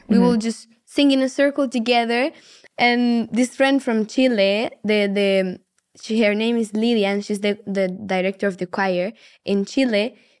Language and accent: English; Colombia; from Colombia.